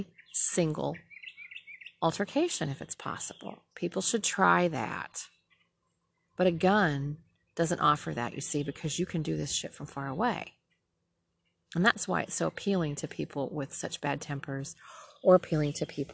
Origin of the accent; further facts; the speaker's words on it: Minnesota, United States; now in Southern United States; I'm from Minnesota. I said, we're way liberal up there